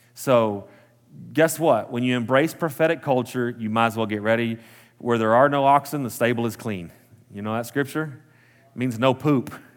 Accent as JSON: {"language": "English", "town": "Post", "region": "Texas", "country": "United States", "tie": "born or raised there", "also_born_or_lived": "Midland, Texas", "lives_now": "Lubbock, United States", "said": "was born and raised in Post, Texas, the big city."}